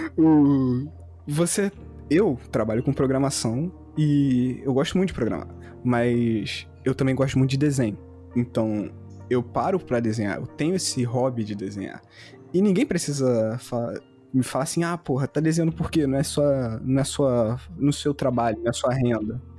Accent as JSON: {"language": "Portuguese", "area": "Carioca", "region": "Rio de Janeiro", "country": "Brazil", "said": "vou falar como carioca"}